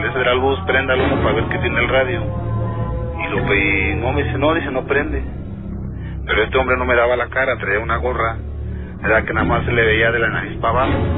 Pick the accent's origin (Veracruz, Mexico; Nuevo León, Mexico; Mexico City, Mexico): Mexico City, Mexico; Yo le dije, no, pues yo vengo de la Ciudad de México.